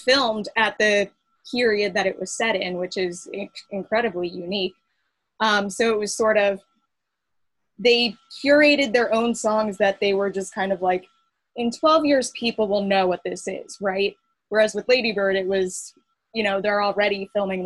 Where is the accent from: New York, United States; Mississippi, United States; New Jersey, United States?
New Jersey, United States; where I grew up in New Jersey